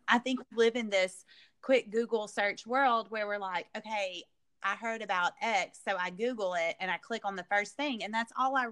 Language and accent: English; the South, United States; growing up in the South, we live, or I, and I still live in a very conservative part of the world